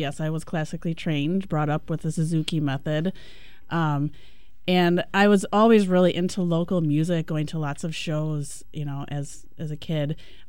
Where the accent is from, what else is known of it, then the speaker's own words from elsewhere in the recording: Appleton, Wisconsin, United States; now in Milwaukee, United States; I actually grew up in Appleton, up in north